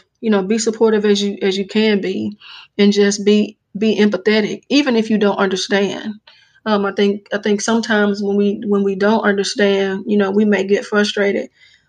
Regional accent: Jackson, Mississippi, United States; now in Madison, United States; I'm actually from the Jackson area, born and raised and grew up

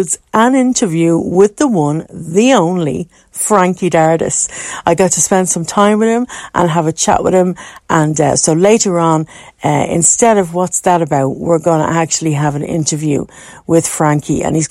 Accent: Dublin, Leinster, Ireland; moved away; coming to you live from Dublin

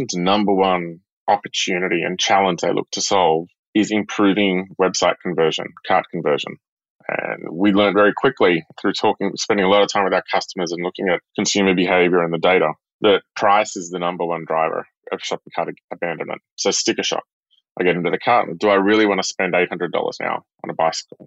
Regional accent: a small town north of Sydney, New South Wales, Australia; moved away as an adult; also born or lived in Singapore; now in San Francisco, United States; I'm from Australia, from a small town north of Sydney. I grew up on the beach

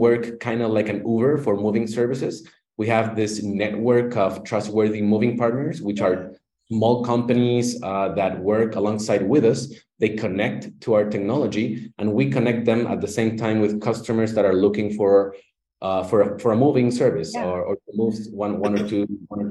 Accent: Chile; I'm from Chile, Latin America.

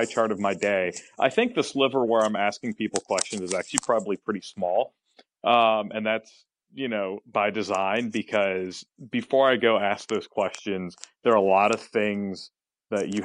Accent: Fayetteville, North Carolina, United States; now in Charlotte, United States; I grew up in Fayetteville

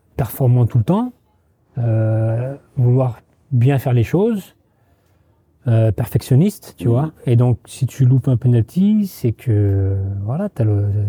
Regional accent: Trappes, Île-de-France, France; moved away

